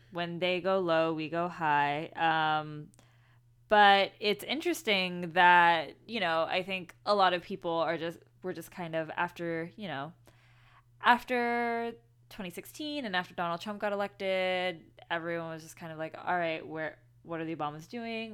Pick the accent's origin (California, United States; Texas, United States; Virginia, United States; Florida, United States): Texas, United States; Houston; I grew up in Houston, so Santa Fe is very, very close to home.